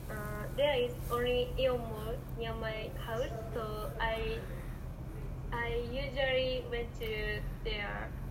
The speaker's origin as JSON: {"language": "English", "region": "Yamagata", "country": "Japan", "second_language": "English", "said": "It's because I'm from Yamagata, and so there isn't big shopping mall in there, but there is only Ion Mall near my house"}